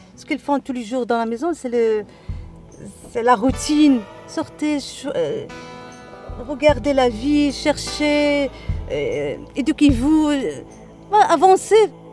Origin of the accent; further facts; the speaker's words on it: Casablanca, Casablanca-Settat, Morocco; moved away as an adult; now in Agadir, Morocco; je suis née à Casa, j'ai fait mes études à Casa